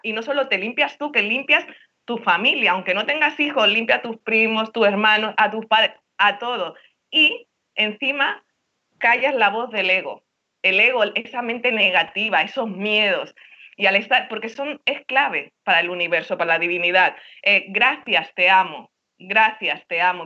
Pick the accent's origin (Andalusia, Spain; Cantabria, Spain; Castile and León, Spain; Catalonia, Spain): Catalonia, Spain; Barcelona; moved away as an adult; now in Miami, United States; yo soy catalana, pero mi tata andaluza, porque mis padres son andaluces, pero nací en Barcelona